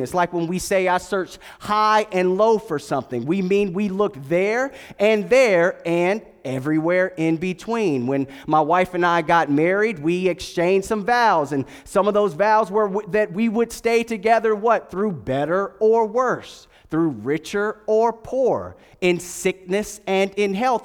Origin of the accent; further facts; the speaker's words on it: Durham, North Carolina, United States; moved away; I was born at Durham Regional Hospital and, uh, went to Durham School of the Arts way back in the day.